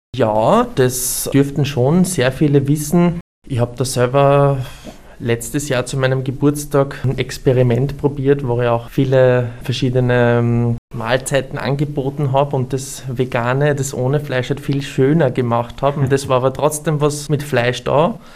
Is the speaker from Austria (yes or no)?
yes; Burgenland, Austria; im Burgenland, wo ich herkomme